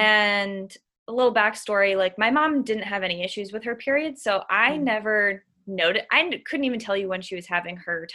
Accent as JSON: {"language": "English", "region": "Massachusetts", "country": "United States", "tie": "born or raised there", "said": "I am from a small town in Massachusetts, so New Englander, born and raised"}